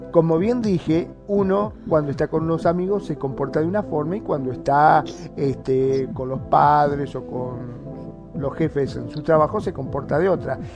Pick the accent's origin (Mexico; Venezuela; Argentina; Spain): Argentina; aquí en mi país, en Argentina